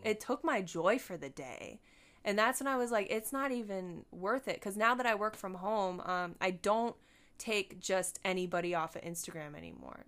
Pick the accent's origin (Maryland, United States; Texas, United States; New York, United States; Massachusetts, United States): New York, United States; Buffalo; moved away; I went home. I'm from Buffalo. I was born in Buffalo.